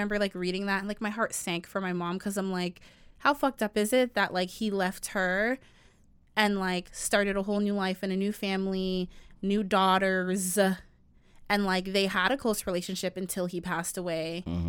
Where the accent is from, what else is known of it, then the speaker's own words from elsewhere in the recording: Jamaica; And y'all wonder why I say I don't want to date a Jamaican man, even though I'm Jamaican.